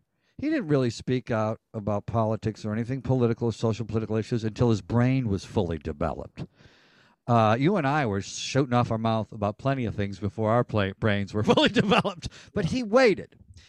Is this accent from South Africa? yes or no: no; Ireland; It's a very European thing. I'm Irish.